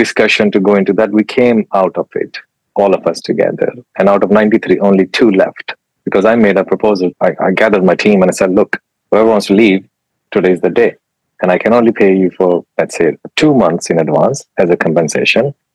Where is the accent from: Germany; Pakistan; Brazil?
Pakistan; English is a second language; moved away as an adult; now in United Kingdom; I'm from Pakistan